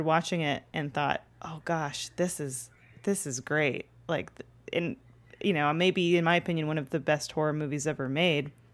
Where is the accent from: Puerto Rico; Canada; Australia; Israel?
Canada; Toronto, Ontario; now in Los Angeles, United States; growing up in Canada where it's snowy eight months of the year